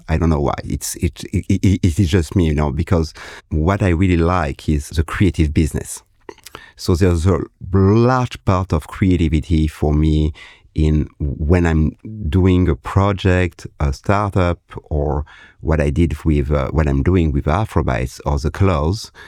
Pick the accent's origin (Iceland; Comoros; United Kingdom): Comoros; I am from the Comoros Island